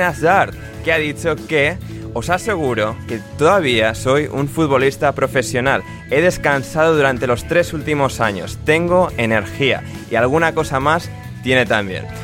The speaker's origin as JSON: {"language": "Spanish", "country": "Spain", "said": "somos españoles"}